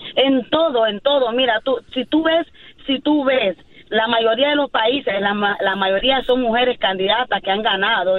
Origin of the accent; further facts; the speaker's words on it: Nicaragua; yo soy de Nicaragua